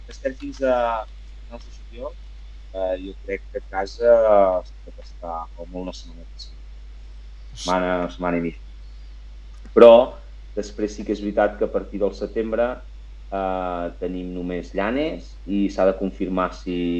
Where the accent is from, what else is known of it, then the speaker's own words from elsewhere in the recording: Catalonia, Spain; jo sóc català